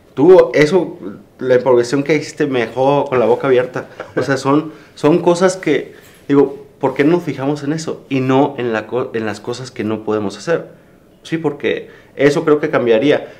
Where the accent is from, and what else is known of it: Mexico